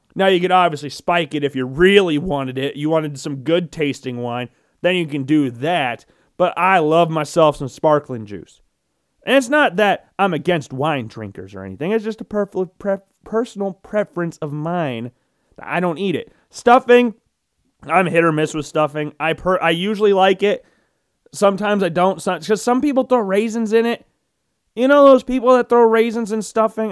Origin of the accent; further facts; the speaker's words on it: Iowa, United States; being a Midwesterner, being a lifelong Iowan